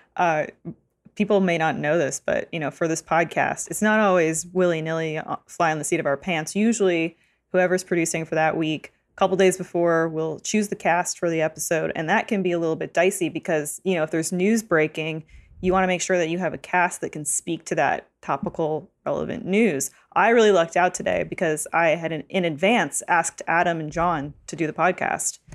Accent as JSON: {"language": "English", "country": "Canada"}